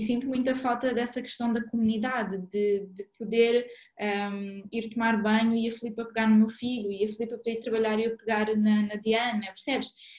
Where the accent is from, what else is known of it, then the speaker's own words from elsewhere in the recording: Mozambique; moved away; eu cresci em Moçambique